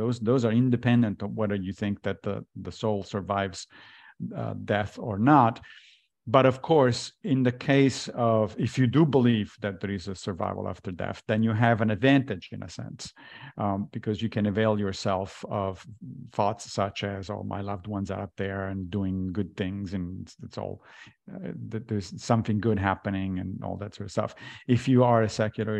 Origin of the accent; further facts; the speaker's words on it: Italy; moved away; I grew up in Italy as a Catholic